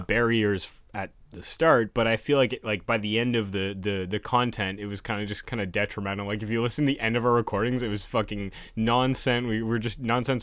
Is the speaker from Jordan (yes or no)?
no; Canada; we're Canadian